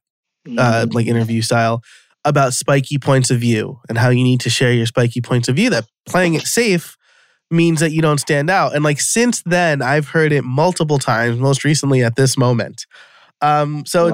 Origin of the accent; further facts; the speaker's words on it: New York, United States; I'm from New York. I'm an Italian